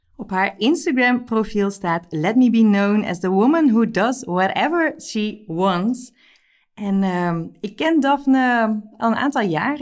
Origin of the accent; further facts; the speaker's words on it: Netherlands; wij als Nederlanders